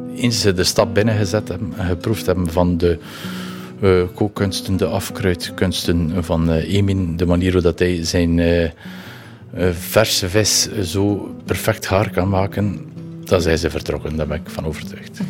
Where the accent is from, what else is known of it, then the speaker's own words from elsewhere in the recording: Nieuwpoort, Flanders, Belgium; also born or lived in Ostend / Ghent; Ik ben geboren, eh, ja, geboren in Oostende. Ik ben altijd in uh, ik heb altijd in Nieuwpoort geleefd tot aan mijn negentiende.